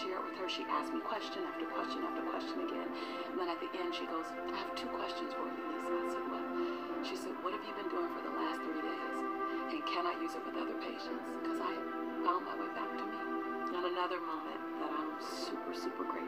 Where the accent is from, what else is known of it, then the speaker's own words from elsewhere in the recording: Los Angeles, California, United States; I'm a girl from South Central LA, living between the Harlem Crip 30s and the Rolling 60s